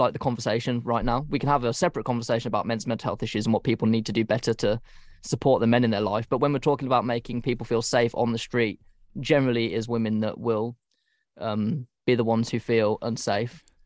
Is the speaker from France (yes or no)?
no; United Kingdom; we're British